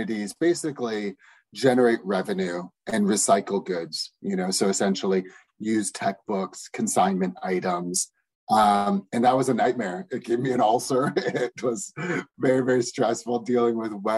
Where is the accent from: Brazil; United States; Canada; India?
Canada; Toronto, Ontario; moved away as an adult; we're originally from Toronto